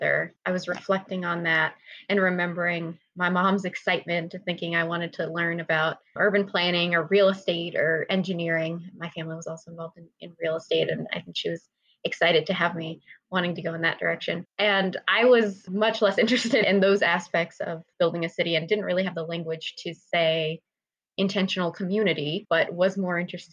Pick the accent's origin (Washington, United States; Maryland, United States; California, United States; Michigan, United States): California, United States; Southern; I grew up also in Southern California.